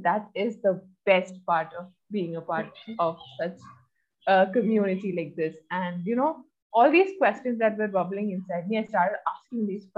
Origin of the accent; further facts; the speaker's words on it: Oman; also born or lived in Kerala, India; I was born in Kerala, but I was brought up in Oman